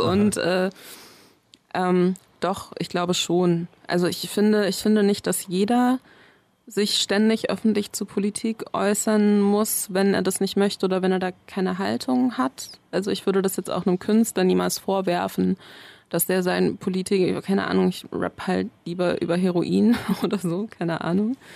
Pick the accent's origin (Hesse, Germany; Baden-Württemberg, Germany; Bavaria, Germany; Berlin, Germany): Berlin, Germany; also born or lived in Bayreuth; ich ja nicht aus Bayreuth komme, sondern wir da irgendwann hingezogen sind und ich so große Teile meiner Kindheit eben auch in Berlin verliebt habe, wusste jemand, dass ich zurück möchte.